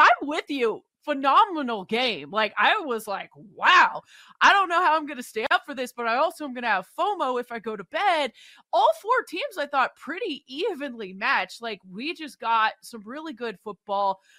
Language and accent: English; Seattle, Washington, United States; I am from Seattle